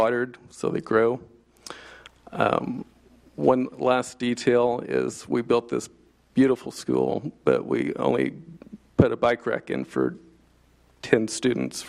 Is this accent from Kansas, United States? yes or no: yes; Prairie Village, Kansas, United States; from Prairie Village. I have a pre-K daughter and a son, first grade, both at Briarwood, and I'm a proud Briarwood alum myself.